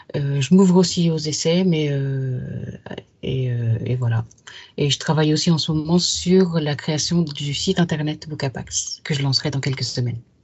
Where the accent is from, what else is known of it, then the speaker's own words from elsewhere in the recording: Yvelines, Île-de-France, France; J'ai grandi dans les Yvelines, un département de l'ouest de Paris